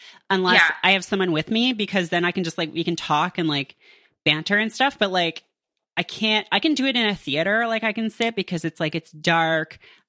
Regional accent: Canada; They can take advantage of my generosity and inborn kindness because I'm from Canada.

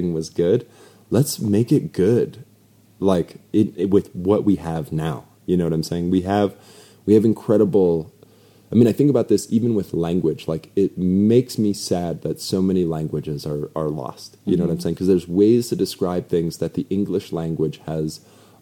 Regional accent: North Dakota, United States; moved away; also born or lived in Phoenix, Arizona; I'm from North Dakota. I'm a res baby

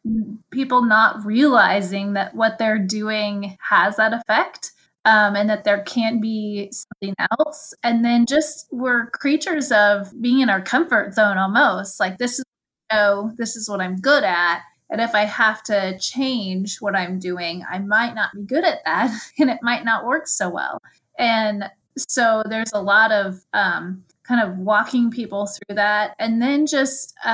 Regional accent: rural Kansas, United States; I live in Kansas, in rural Kansas, and I have moved about in this area, but always in rural Kansas

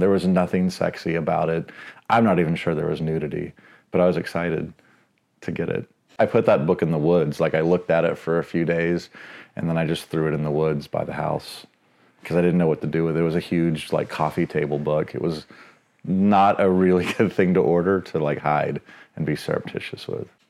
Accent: Dallas, Texas, United States; now in Seattle, United States; I grew up in White Rock Lake, which is, like, central Dallas

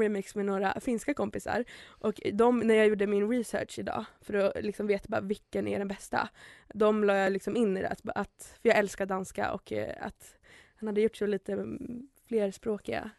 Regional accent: Märsta, Stockholm County, Sweden; Jag är från Märsta

